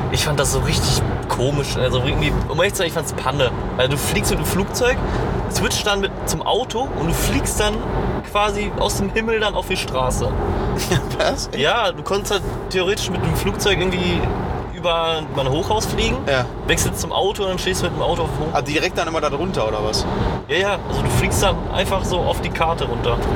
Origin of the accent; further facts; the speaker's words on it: Poland; now in Germany; Ich bin ja Pole.